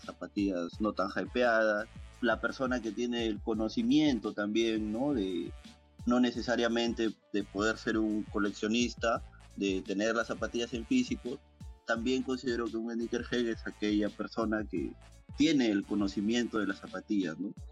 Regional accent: Chiclayo, Lambayeque, Peru; Soy de la ciudad de Chiclayo

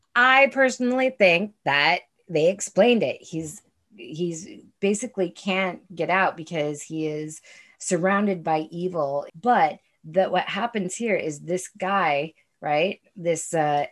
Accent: United States; I still fucking am an American. I am still, in spite of many things, proud of being an American

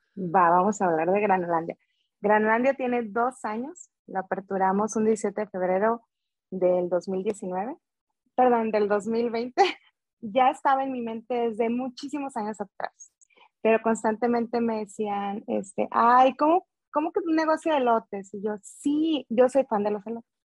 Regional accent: Veracruz, Mexico; yo soy de Veracruz

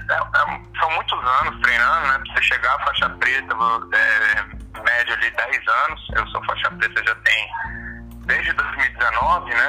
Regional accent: Brasília, Federal District, Brazil; obrigado pela apresentação pessoal. É, sou aqui de natural de Brasília, tenho três filhos, sou casado é, e trabalho hoje no Colégio Militar de Brasília.

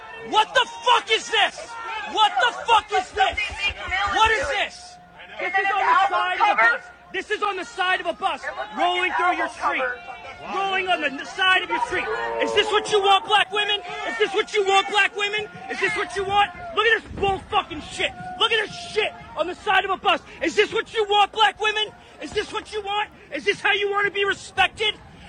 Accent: Philadelphia, Pennsylvania, United States; I'm from Philly.

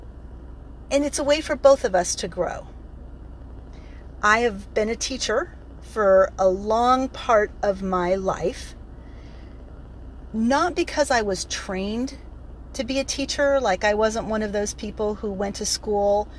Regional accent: California, United States; moved away; also born or lived in Oklahoma; I grew up in California

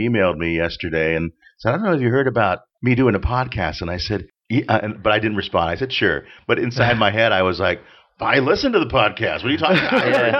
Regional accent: Orange County, California, United States; also born or lived in San Diego; now in Los Angeles, United States; I grew up in Orange County

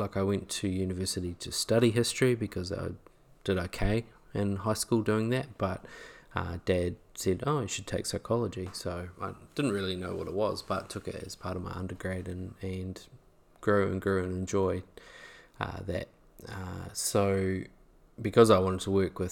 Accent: Greymouth, West Coast, New Zealand; now in Christchurch, New Zealand; I was born and raised in Greymouth in New Zealand, not New South Wales, in New Zealand, on the west coast of the South Island

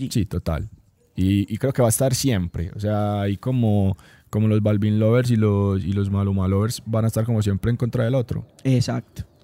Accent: Antioquia, Colombia; Como antioqueños, no lo teníamos tan, tan top

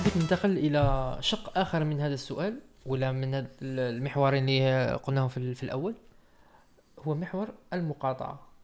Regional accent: Algeria; انا كجزائري

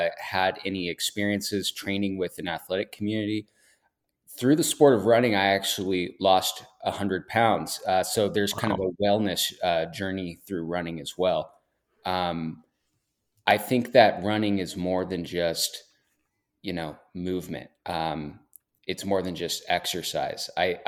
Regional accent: Portland, Oregon, United States; Yeah, I'm born and raised in Portland, Oregon.

